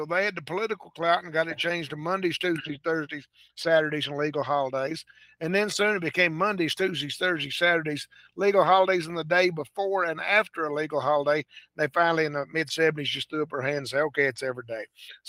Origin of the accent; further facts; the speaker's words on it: Oklahoma, United States; I grew up in Oklahoma